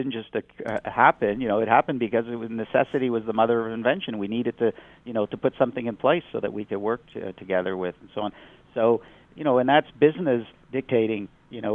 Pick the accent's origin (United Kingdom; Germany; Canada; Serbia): Canada; Montreal, Quebec; also born or lived in United States; even though I'm an American, I basically grew up in Montreal, so I'm, you know, I've spent most of my life here